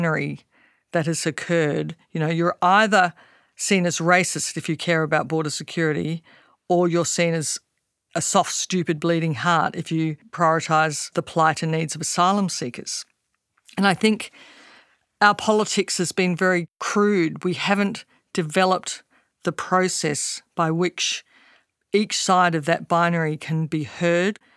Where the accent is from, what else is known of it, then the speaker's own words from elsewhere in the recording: Australia; Australian citizens